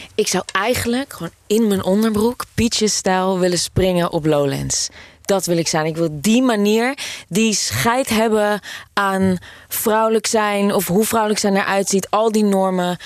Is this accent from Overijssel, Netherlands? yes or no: no; Amsterdam, North Holland, Netherlands; ik kom uit Amsterdam.